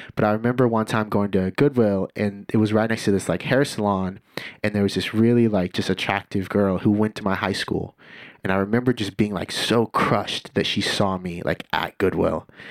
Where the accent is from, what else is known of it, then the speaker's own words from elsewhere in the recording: Santa Cruz, California, United States; also born or lived in Scotts Valley, California; growing up in Santa Cruz, which is predominantly white